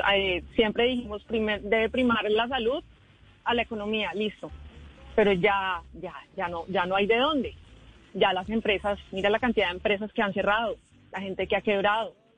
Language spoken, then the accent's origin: Spanish; San Andrés, San Andrés, Providencia and Santa Catalina, Colombia; nosotros los que somos de San Andrés, los raizales